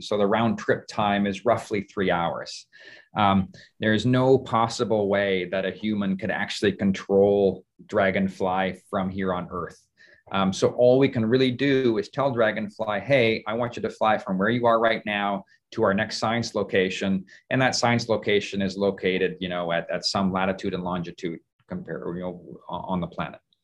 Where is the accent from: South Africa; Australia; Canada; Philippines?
Canada; moved away as an adult; also born or lived in Seattle, Washington / Toronto; I grew up in Canada